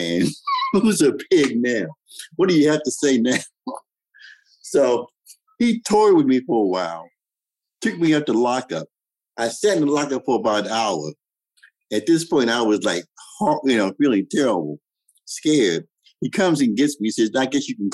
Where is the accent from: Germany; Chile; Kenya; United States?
United States; Washington, District of Columbia; I grew up in Washington, D.C. in the 50s and the 60s